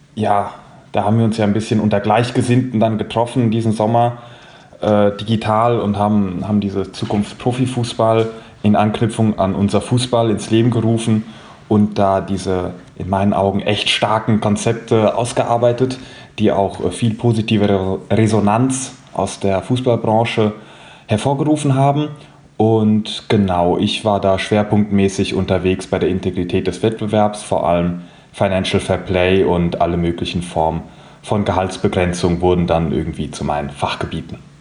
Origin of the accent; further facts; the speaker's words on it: Frankfurt am Main, Hesse, Germany; ich bin hier aus Frankfurt, 25 Jahre alt und äh, mein Herz hängt meiner Heimat entsprechend äh, an der Eintracht.